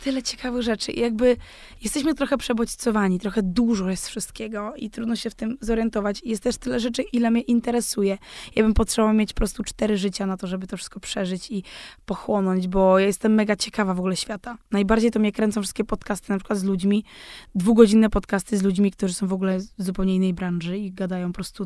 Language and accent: Polish; Zaolzie, Moravian-Silesian Region, Czechia; ja pochodzę z tego Zaolzia, właśnie z tego pogranicza